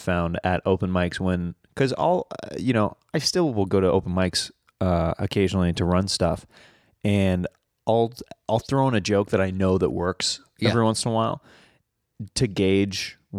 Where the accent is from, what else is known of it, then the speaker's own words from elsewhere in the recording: Kansas, United States; In Kansas.